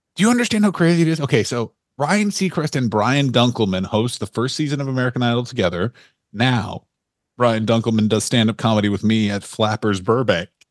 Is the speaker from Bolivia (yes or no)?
no; Ontario, Canada; I'm from a little place called Ontario